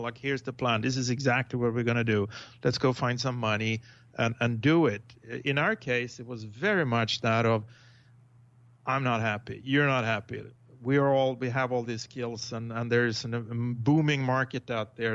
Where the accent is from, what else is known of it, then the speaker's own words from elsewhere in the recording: Sweden; moved away as an adult; now in Tiburon, United States; I was born uh, in Sweden